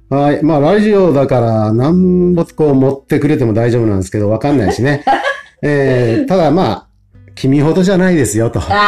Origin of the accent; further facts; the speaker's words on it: Kotake, Fukuoka, Japan; 自分がもう生まれ育ったの小竹なので